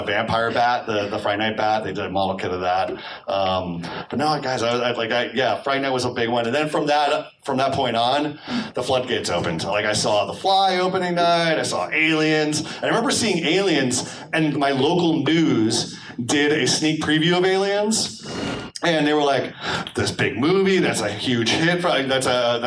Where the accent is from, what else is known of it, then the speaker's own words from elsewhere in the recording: Connecticut, United States; I grew up in Connecticut.